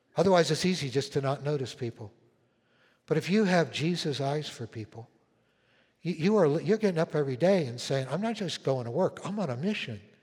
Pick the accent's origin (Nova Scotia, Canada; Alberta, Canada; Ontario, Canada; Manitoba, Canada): Manitoba, Canada; Winnipeg; moved away; When, when I was a little kid, uh, like eight, nine years old, um, I was living in Winnipeg where I was born up in Canada.